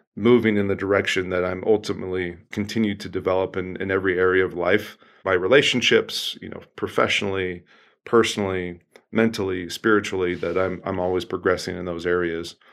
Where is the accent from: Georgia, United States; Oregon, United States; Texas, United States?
Oregon, United States; I grew up in the Pacific Northwest, a great state of Oregon